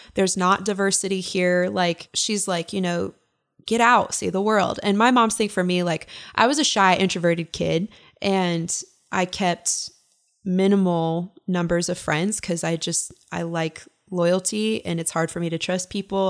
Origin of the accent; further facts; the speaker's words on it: Kalispell, Montana, United States; also born or lived in Ogden, Utah; I grew up in Kalispell, Montana